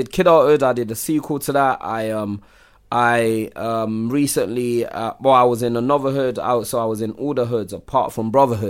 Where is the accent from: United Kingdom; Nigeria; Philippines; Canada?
Nigeria; growing up in Nigeria, like the women always work.